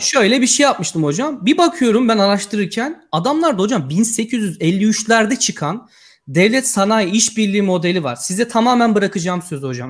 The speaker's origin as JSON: {"language": "Turkish", "region": "Yozgat Province", "country": "Turkey", "moved": "as an adult", "lives_now": "Poland", "said": "ben de Aslan Yozgatlıyım"}